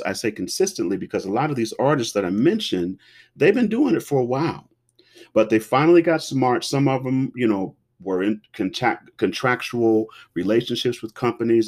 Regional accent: Cincinnati, Ohio, United States; I was born and raised in Cincinnati, Ohio

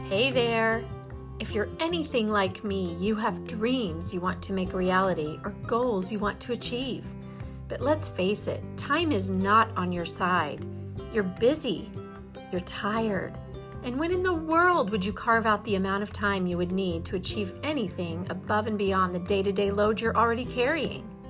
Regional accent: Kansas City, Missouri, United States; now in Austin, United States; I'm from Kansas City, Missouri, and I long for things back in Kansas City

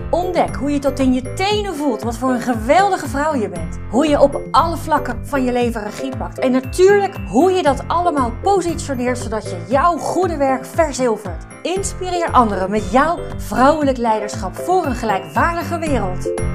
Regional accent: Overijssel, Netherlands; Ik kom uit Overijssel

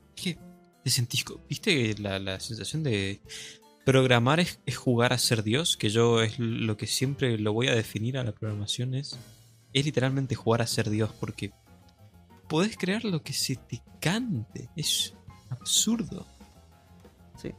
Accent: Argentina

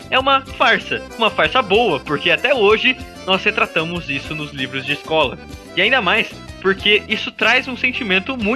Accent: Brazil

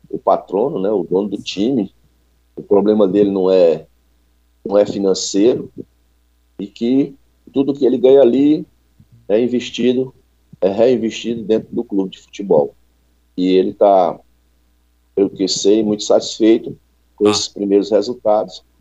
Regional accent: Fortaleza, Ceará, Brazil; É, eu sou do Ceará.

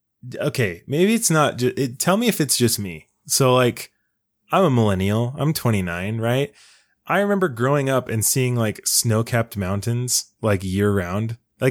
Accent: West Jordan, Utah, United States; I'm from West Jordan.

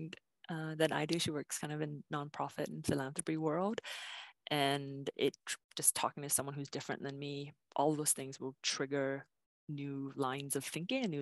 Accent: Vancouver, British Columbia, Canada; I grew up in East Van, and I have so much pride about East

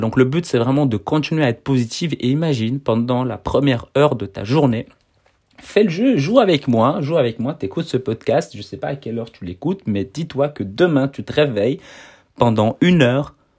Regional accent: Brussels, Brussels-Capital Region, Belgium; je suis en Belgique, je suis de Bruxelles.

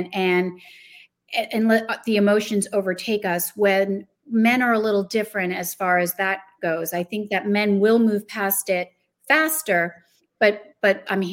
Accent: New Jersey, United States; moved away; also born or lived in Chicago, Illinois; I'm originally from New Jersey

